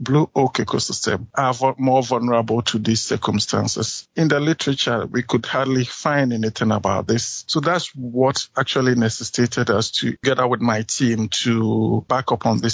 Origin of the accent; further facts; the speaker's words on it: Ghana; moved away as an adult; now in South Dakota, United States; I am originally from Ghana.